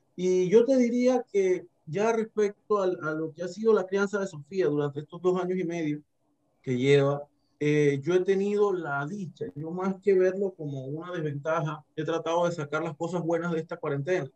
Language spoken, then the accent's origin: Spanish; Herrera, Panama; moved away as an adult; now in Chiriquí, Panama; soy de la provincia de Herrera, tengo 15 años de estar en Chiriquí viviendo.